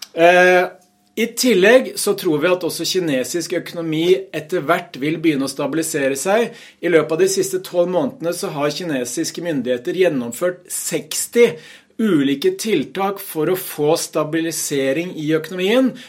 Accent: Hamar, Innlandet, Norway; på fagspråket hjemme på Hamar

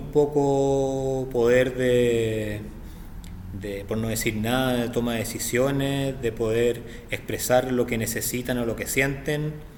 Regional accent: Santiago, Santiago Metropolitan Region, Chile; vivo, nacido y criado en Santiago de Chile.

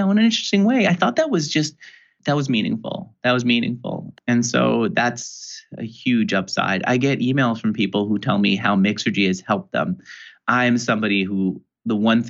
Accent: New York, United States; I grew up in New York.

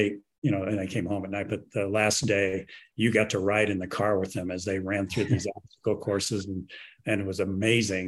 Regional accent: Los Angeles, California, United States; I grew up in Los Angeles

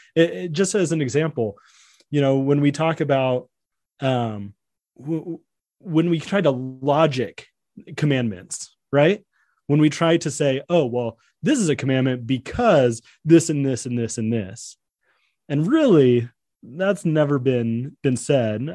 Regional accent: San Diego, California, United States; I was born in San Diego

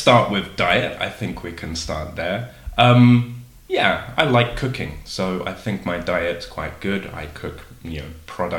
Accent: London, United Kingdom; moved away as an adult; now in Seville, Spain; London. South London, to be precise. But yeah, London.

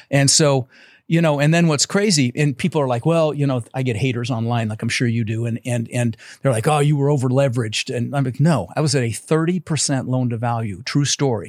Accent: Denver, Colorado, United States; also born or lived in Netherlands; I was born in the Netherlands, you know, wooden shoes and windmills, and, uh, immigrated when I was six years old with my brother Albert, my mother's Vancha. Uh, we ended up in Denver, Colorado

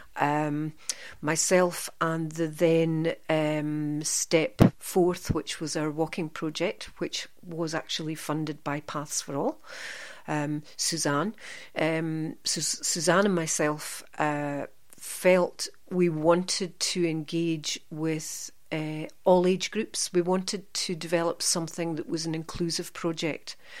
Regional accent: Aberdeen, Scotland, United Kingdom; moved away as an adult; now in central Scotland, United Kingdom; I'm from the Aberdeen area and I studied in Aberdeen, and then moved to central Scotland thirty-six years ago, and never left

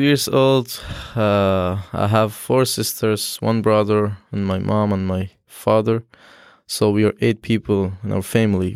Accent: Afghanistan; first language Dari; English is a second language; moved away as an adult; now in Syracuse, United States; I'm from Afghanistan

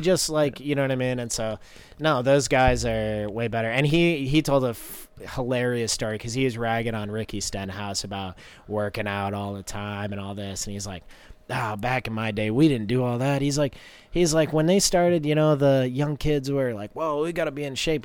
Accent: Tamworth, New Hampshire, United States; now in North Carolina, United States; we're from Tamworth, so it's like anywhere is a haul.

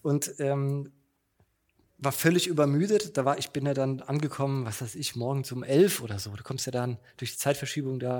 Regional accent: Mannheim, Baden-Württemberg, Germany; moved away as an adult; now in Berlin, Germany; ich bin in Mannheim geboren, zur Schule, Studium

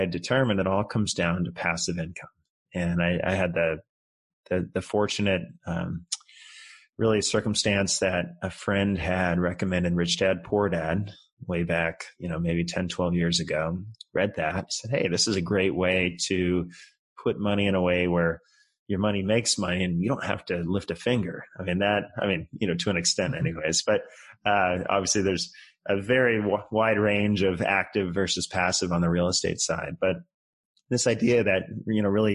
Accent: just outside of San Francisco, California, United States; moved away as an adult; also born or lived in Colorado / Japan; I grew up just outside of San Francisco, kind of in some affluent suburbs out there

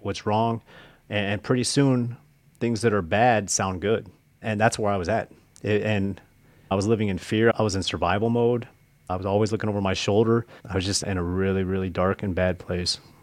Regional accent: Nebraska, United States; I grew up in the Midwest, uh, mostly in Nebraska

